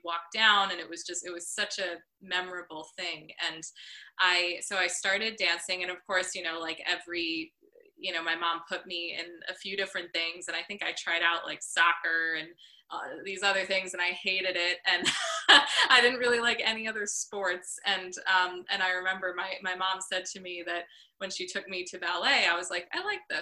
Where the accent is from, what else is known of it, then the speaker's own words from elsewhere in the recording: Northport, New York, United States; now in New York City, United States; in Northport in my hometown, which is a tiny little harbor town on Long Island